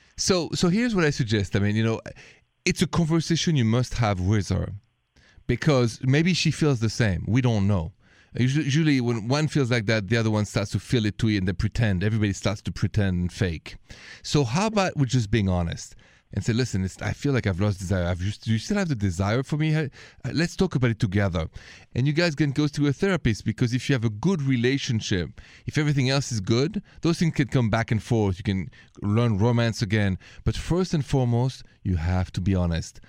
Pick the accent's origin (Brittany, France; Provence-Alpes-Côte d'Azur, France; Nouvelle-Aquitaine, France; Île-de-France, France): Île-de-France, France; Paris; accent: French; English is a second language; moved away; the accent is French. I'm from Paris, France